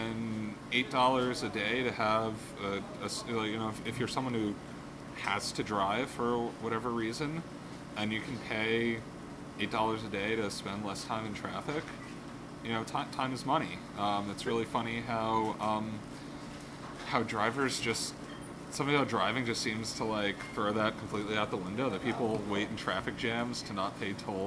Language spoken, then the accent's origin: English; New York City, New York, United States; I grew up in Park Slope